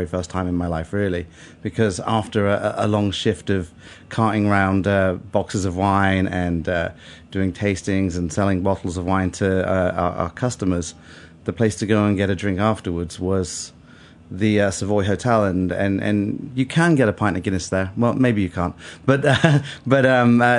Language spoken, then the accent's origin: English; Bath, South West England, United Kingdom; moved away as an adult; also born or lived in London; Bath. It's a town west of England, about 100 miles west of London.